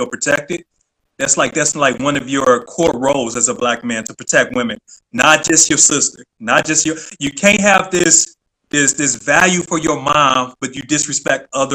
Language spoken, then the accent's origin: English; Detroit, Michigan, United States; now in Virginia, United States; born and raised in Detroit, like, you knew everybody.